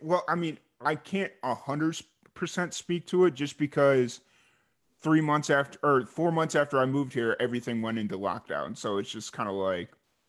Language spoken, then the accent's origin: English; Chicago, Illinois, United States; moved away as an adult; also born or lived in Tallahassee; where I grew up in Chicago